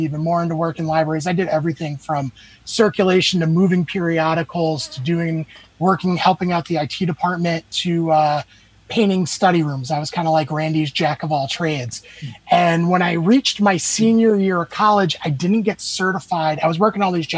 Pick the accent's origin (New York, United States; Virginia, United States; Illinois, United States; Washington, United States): New York, United States; Baiting Hollow; moved away as an adult; now in Albany, United States; I grew up in Baiting Hollow, went to Riverhead schools